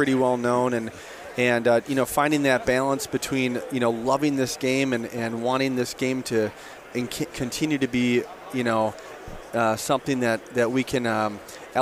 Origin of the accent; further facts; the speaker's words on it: Hastings, Minnesota, United States; I grew up in Hastings, Minnesota, which is just east on the Mississippi and St. Croix River